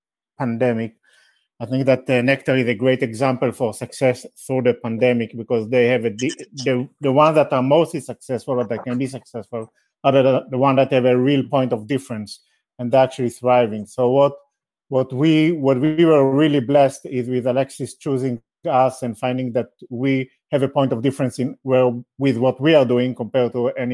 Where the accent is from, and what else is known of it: Israel